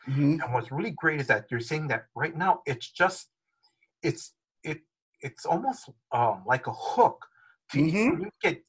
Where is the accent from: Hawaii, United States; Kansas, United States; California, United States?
Hawaii, United States; growing up in Hawaii